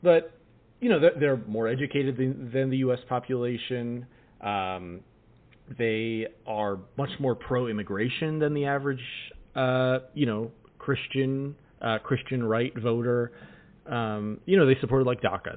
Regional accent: the West, United States; growing up in the West

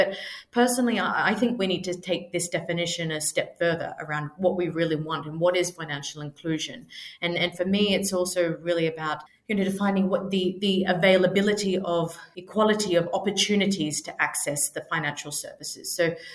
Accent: Australia; moved away as an adult; now in London, United Kingdom; I'm originally from Australia. I've lived in London for over 10 years now

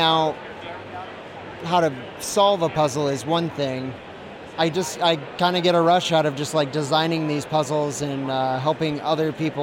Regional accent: Seattle, Washington, United States; I am from Seattle, Washington.

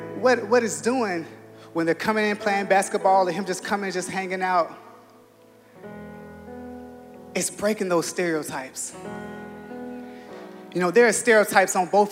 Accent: Los Angeles, California, United States; Growing up in South Central Los Angeles in Crenshaw

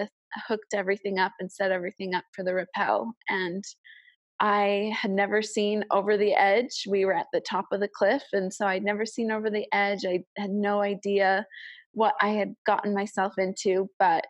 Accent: Chicago suburbs, Illinois, United States; moved away as an adult; also born or lived in Cache Valley, Utah; I am from the Chicago suburbs

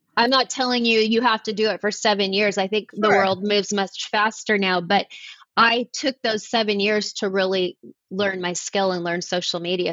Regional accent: Los Angeles, California, United States; moved away as an adult; also born or lived in Charlotte, North Carolina; now in Nashville, United States; I was born and raised in Los Angeles, and I chose to move to North Carolina. I live in Nashville now

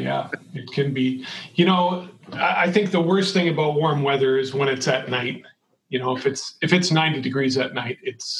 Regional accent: Shakopee, Minnesota, United States; relatives that are named Unz that are, you know, far back related to us in the same town that I grew up. I grew up in Shakopee.

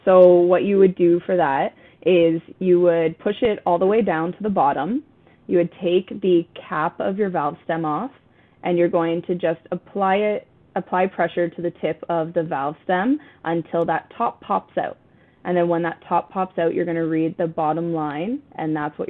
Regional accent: Canada; And we've used this analogy before because we're Canadian.

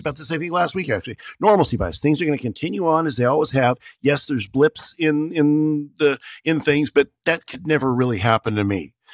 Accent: United States; I'm an American

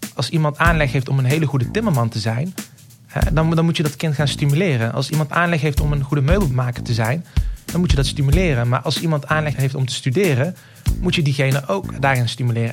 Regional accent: the south, Netherlands; accent: southern; zoals dus je aan mijn accent hoort, kom ik uit het zuiden.

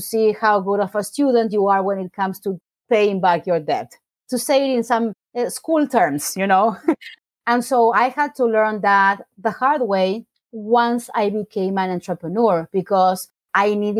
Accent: Argentina; English is a second language; moved away as an adult; now in United States; growing up in Argentina

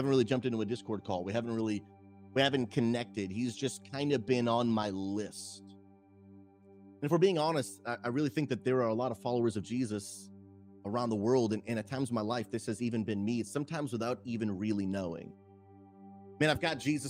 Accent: Massachusetts, United States; my wife and I, we grew up in Massachusetts and New England

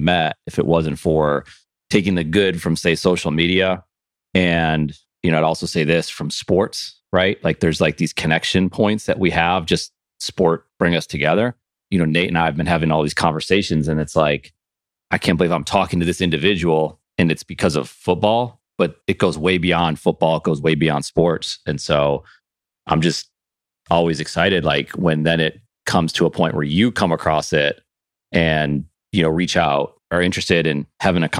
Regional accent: Buffalo, New York, United States; now in Charlotte, United States; I'm originally from Buffalo

